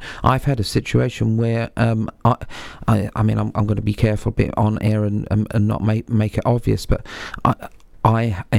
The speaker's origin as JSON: {"language": "English", "region": "England", "country": "United Kingdom", "tie": "born or raised there", "said": "I'm English born and bred, I've been Muslim 27 years"}